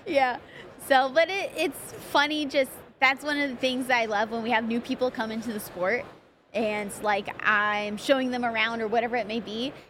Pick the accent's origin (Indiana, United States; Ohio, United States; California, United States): California, United States; Pomona; I grew up in Pomona